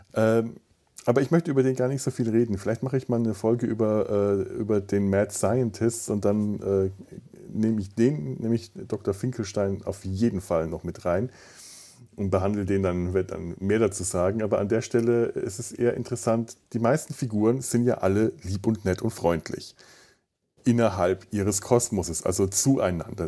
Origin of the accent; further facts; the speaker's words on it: Southern Germany, Germany; moved away; ich komme aus Süddeutschland